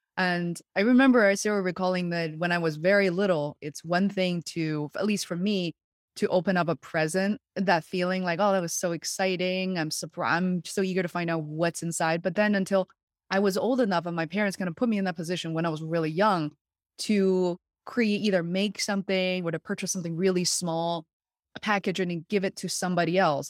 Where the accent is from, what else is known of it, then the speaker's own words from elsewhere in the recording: Beijing, China; now in Western Massachusetts, United States; I was born and raised in Beijing, China, where I very much consider home still.